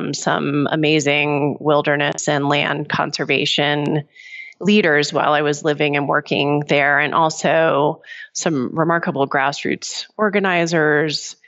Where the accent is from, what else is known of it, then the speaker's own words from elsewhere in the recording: Pennsylvania, United States; my home state of Pennsylvania